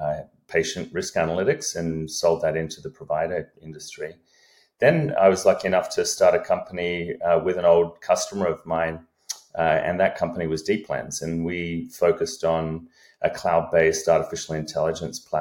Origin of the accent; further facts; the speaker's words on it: Australia; moved away as an adult; now in United States; I'm an Australian by upbringing, have been in the US for a few decades here, came over on an athletic scholarship to college